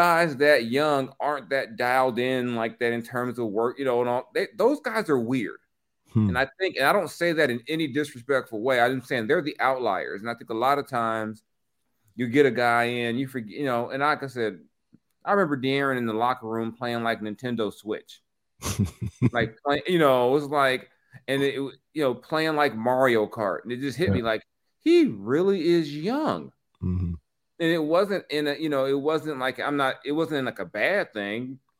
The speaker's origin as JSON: {"language": "English", "region": "Texas", "country": "United States", "said": "I was from Texas, but I got some Louisiana hot sauce with Jalen Hurts on it."}